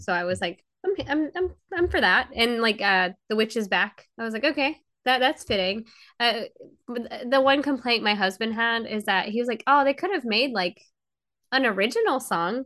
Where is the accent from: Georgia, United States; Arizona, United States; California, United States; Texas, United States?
Georgia, United States; I'm from Georgia." It's just the accent